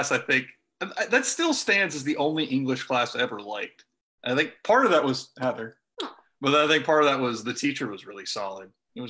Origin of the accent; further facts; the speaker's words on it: Martinsville, Virginia, United States; So I lived, I was originally from Martinsville.